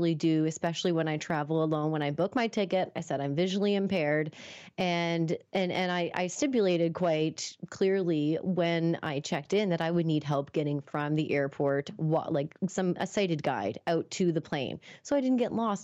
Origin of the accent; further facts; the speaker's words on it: Moncton, New Brunswick, Canada; also born or lived in Toronto; I was moving back home after finishing up college in Toronto. So I was moving from Toronto back to Moncton